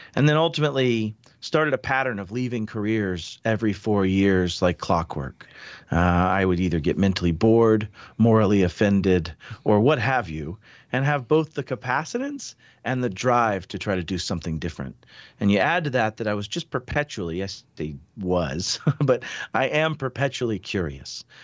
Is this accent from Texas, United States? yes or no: no; Pensacola, Florida, United States; I grew up in the South. I was from Pensacola initially